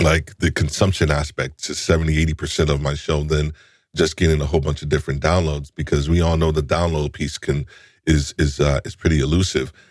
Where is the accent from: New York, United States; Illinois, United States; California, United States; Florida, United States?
New York, United States; I'm a New Yorker too